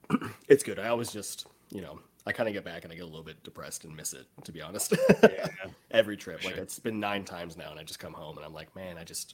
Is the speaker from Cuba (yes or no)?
no; Canada; as a Canadian